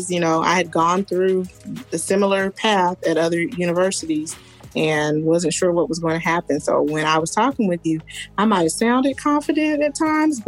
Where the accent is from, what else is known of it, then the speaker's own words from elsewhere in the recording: Kansas, United States; also born or lived in Houston, Texas; now in Dallas, United States; I'm originally from Kansas, so it's like I always tell people, Dallas is a blend of my hometown and Houston mixed together